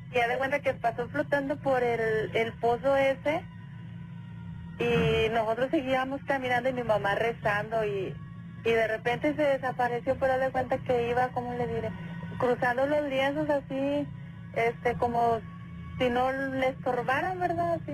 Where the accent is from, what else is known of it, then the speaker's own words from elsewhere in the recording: González, Tamaulipas, Mexico; now in Matamoros, Mexico; Yo soy de González, Tamaulipas. Ok. Pero ya tenemos aquí también mucho tiempo viviendo en Matamoros, en la frontera